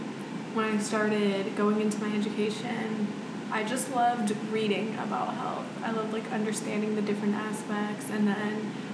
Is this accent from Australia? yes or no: no; Saudi Arabia; born there; No, I was born in Saudi Arabia.